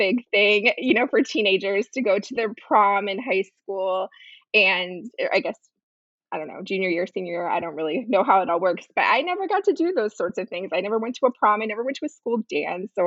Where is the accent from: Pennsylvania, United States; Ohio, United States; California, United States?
Pennsylvania, United States; I was born in Pennsylvania